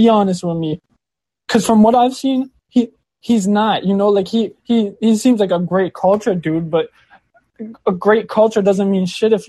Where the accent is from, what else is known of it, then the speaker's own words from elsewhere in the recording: Detroit, Michigan, United States; I grew up in Michigan, man. The Metro Detroit area.